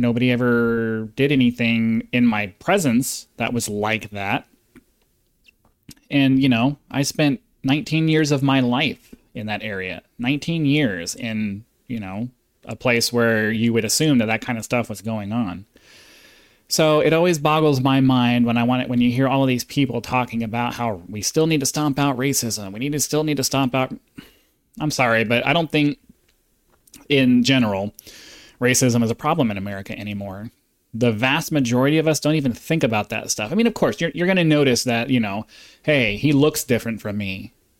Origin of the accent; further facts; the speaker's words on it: South Carolina, United States; You see, I grew up in South Carolina. I mean, it doesn't get much more southern than that.